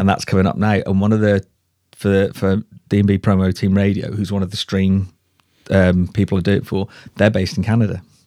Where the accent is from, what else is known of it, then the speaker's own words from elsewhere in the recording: Shrewsbury, West Midlands, United Kingdom; moved away as an adult; also born or lived in Cardiff / Ipswich; he farmed in Shrewsbury. I grew up there